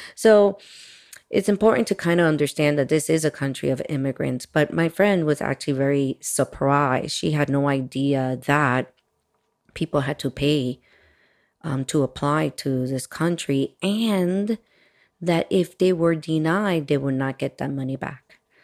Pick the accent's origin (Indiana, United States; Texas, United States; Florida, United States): Florida, United States; Miami; also born or lived in Washington Heights, New York City / Dominican Republic (family); was born in New York and raised in Miami, Florida